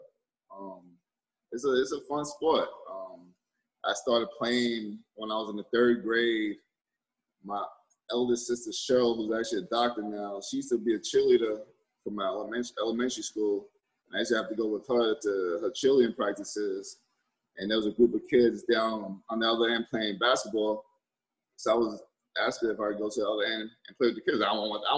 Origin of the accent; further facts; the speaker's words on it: New York City, New York, United States; I'm from New York City, born and raised. I grew up in Corona, Queens